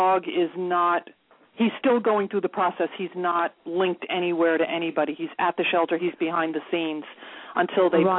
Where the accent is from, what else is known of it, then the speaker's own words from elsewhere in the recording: New York City, New York, United States; I'm from Queens